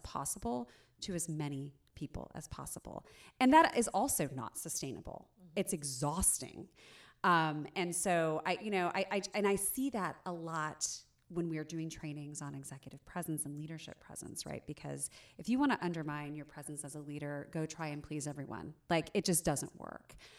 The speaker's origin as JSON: {"language": "English", "region": "Southern Indiana", "country": "United States", "tie": "born or raised there", "moved": "yes", "said": "I grew up in Southern Indiana"}